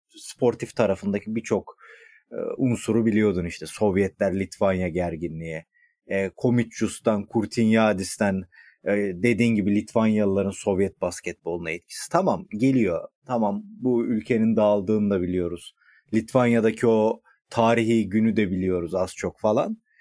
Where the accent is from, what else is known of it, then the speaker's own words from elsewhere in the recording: Edirne, Turkey; moved away; also born or lived in Balıkesir; ben Edirne'liyim ama uzun süredir bizimkiler Balıkesir'de tabii.